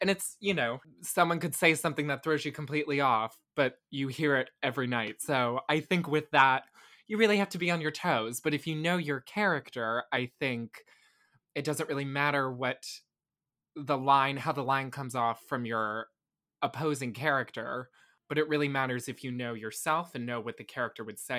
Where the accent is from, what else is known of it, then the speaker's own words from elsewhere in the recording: Tampa, Florida, United States; Yeah, well, I was born in 1999, I grew up in Tampa right until I went to college. I guess for a year I lived in St. Pete, but I don't really remember it.